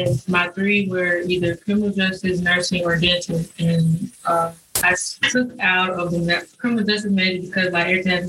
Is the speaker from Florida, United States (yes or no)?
yes; Florida, United States; now in Georgia, United States; I'm from Florida